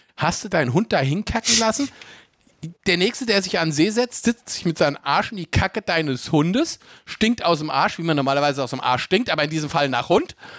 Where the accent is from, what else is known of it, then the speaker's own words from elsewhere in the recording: Germany; bei uns in Deutschland